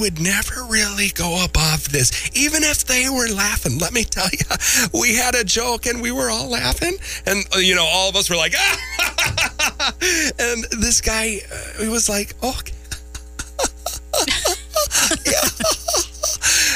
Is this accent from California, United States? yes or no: no; Minnesota, United States; I'm from Minnesota.